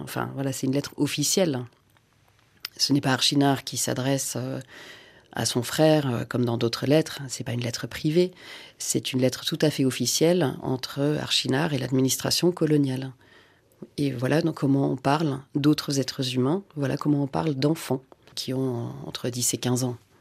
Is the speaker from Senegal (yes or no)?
yes; Senegal; French is a second language; moved away; also born or lived in Finland; Je ne suis pas française de naissance, donc non, j'ai appris le français en allant à l'école sénégalaise